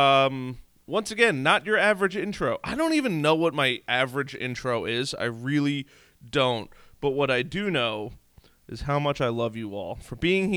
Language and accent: English; New York, United States; I'm from New York. This is how we talk